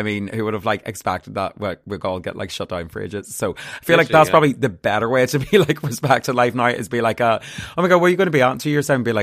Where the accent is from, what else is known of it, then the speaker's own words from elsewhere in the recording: Armagh, Northern Ireland, United Kingdom; I'm from Armagh